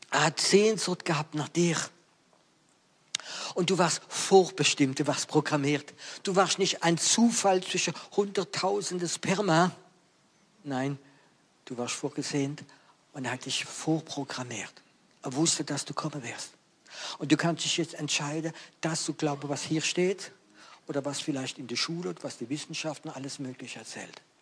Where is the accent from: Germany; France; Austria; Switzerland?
France; German is a second language; Ihr wisst ja, ich bin Franzose und ich liebe die deutsche Sprache, aber es gibt einige Worte auf Französisch, die sind schöner wie Deutsch.